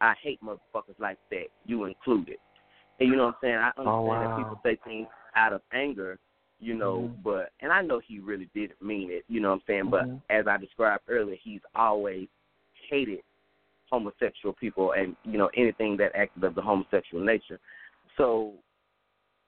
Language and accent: English; Cleveland, Mississippi, United States; I'm originally from Cleveland, Mississippi